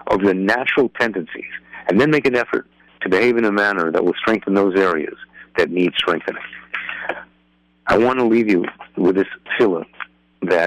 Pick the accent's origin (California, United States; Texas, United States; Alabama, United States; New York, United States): New York, United States; now in Lakewood, United States; a guy like me who's in Lakewood, even though I grew up in New York